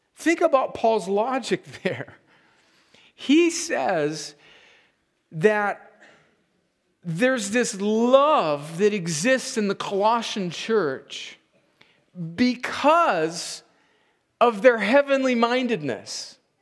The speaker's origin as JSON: {"language": "English", "country": "United States", "said": "as an American"}